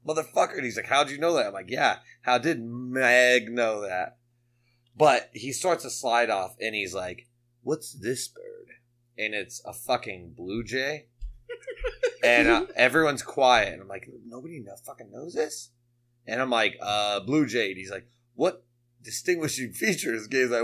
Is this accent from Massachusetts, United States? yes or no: yes; Chicopee, Massachusetts, United States; I was from Chicopee